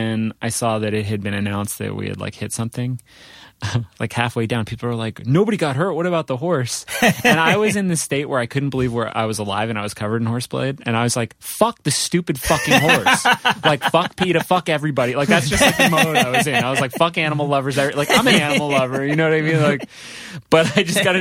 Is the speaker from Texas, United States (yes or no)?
no; New Jersey, United States; born or raised there; also born or lived in Providence, Rhode Island